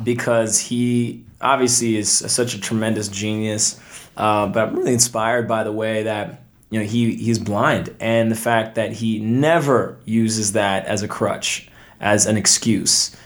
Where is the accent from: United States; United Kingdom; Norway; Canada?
Canada; Toronto, Ontario; moved away as an adult; from Canada originally, I was born in Toronto